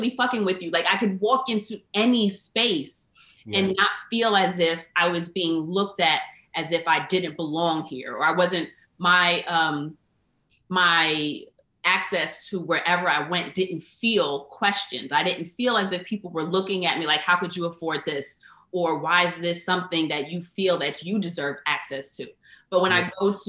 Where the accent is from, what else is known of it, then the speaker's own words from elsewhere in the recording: United States; I'm, to my understanding, like, fourth, fifth generation American.